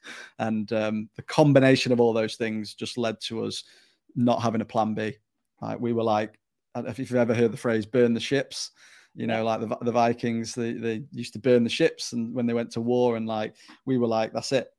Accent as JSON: {"language": "English", "town": "Stockport", "region": "North West England", "country": "United Kingdom", "tie": "born or raised there", "also_born_or_lived": "Newcastle upon Tyne", "moved": "as an adult", "said": "I'm originally from South Manchester, Stockport, to be, uh, exact, and, uh, I grew up in, in that area"}